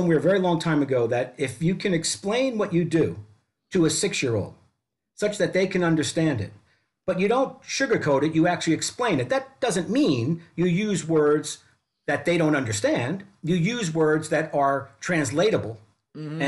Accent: New York City, New York, United States; moved away; grew up in Brooklyn, New York, New York City

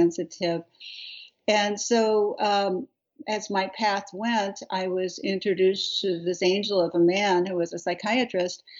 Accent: Beverly Hills, California, United States; I was brought up in Beverly Hills.

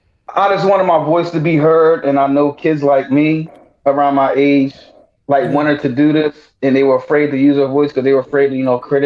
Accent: Cape May, New Jersey, United States; Jersey, Cape May, New Jersey. Bottom of the map.

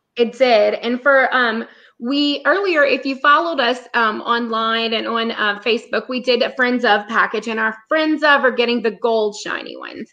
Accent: South Louisiana, United States; we're from South Louisiana

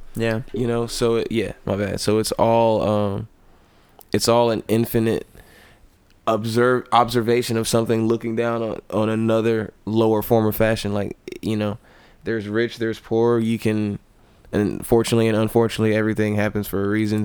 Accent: the South, United States; I come from the South, which is of generally a Baptist uh, grown

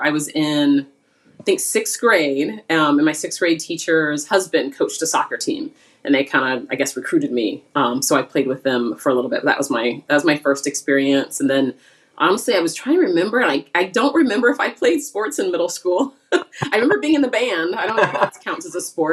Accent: Phoenix, Arizona, United States; I grew up in Phoenix, Arizona. That was home for me until I went to college

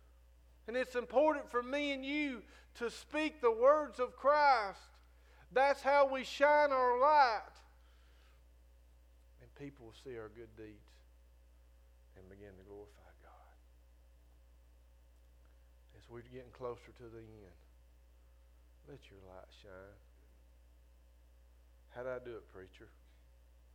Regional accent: Northwest Florida, United States; I'm from Northwest Florida

